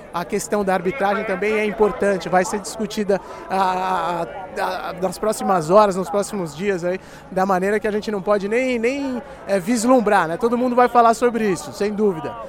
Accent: Brazil; eu sou do Brasil, Brasil

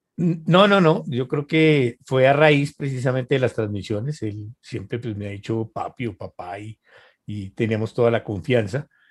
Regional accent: Colombia; como decimos aquí

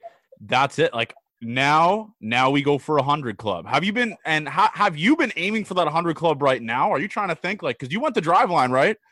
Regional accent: Canada; moved away as an adult; also born or lived in Nebraska; being from Canada

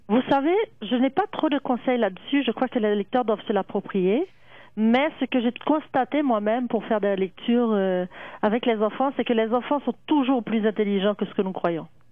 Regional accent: Haiti; je suis née en Haïti

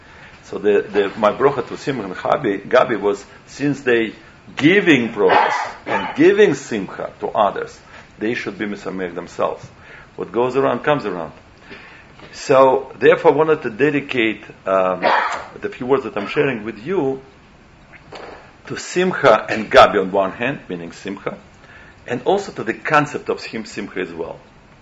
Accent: Moscow, Russia; When I grew up in Russia, I knew nothing. I didn't know Shabbat exists.

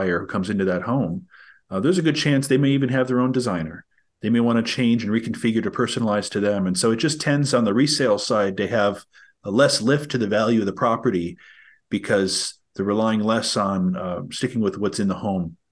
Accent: Green Bay, Wisconsin, United States; I'm from Green Bay, Wisconsin

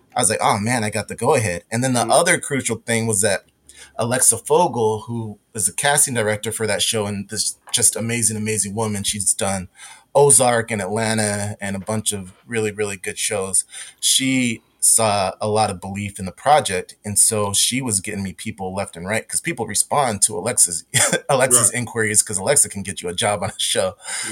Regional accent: West Coast, United States; I grew up on the West Coast

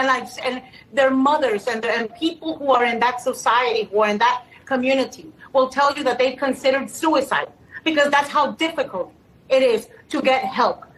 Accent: United States; I'm American

